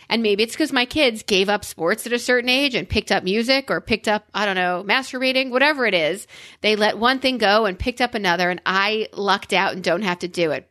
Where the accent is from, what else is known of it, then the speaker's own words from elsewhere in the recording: New York, United States; I'm a New Yorker